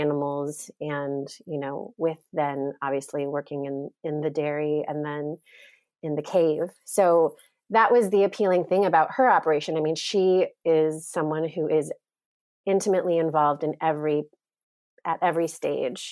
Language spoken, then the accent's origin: English; Indiana, United States; also born or lived in New York City, United States; now in Vermont, United States; I'm originally from Indiana